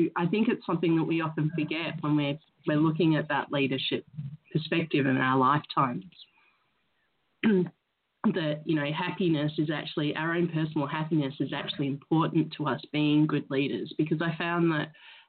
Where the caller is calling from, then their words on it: Glasgow, Scotland, United Kingdom; I'm in Glasgow, Scotland, so it's Glasgow, afternoon Glasgow.